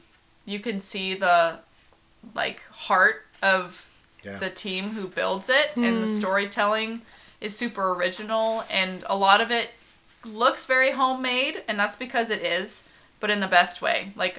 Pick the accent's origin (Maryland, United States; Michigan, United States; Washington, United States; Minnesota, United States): Washington, United States; moved away as an adult; also born or lived in Anaheim, California; now in Huntington Beach, United States; I grew up in Washington, and I went to school, my college in Washington, and I moved away to do the Disney College program, so I moved from Washington State down to Anaheim.